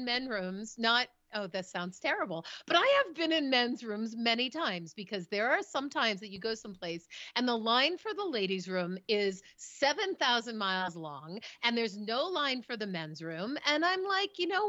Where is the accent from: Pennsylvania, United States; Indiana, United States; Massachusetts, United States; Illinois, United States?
Massachusetts, United States; I grew up in Massachusetts